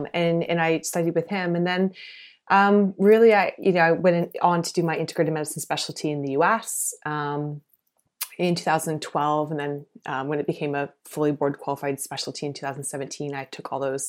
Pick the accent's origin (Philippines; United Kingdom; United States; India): United States; South Carolina; now in Canada; I grew up in the States, actually, not in Canada. And I grew up in South Carolina. So quite conservative area.